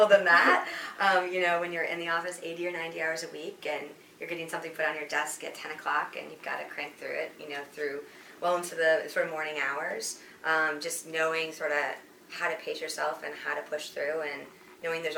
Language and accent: English; outside of Chicago, Midwest, Illinois, United States; I grew up in the Midwest, outside of Chicago, in a big sort of suburban town.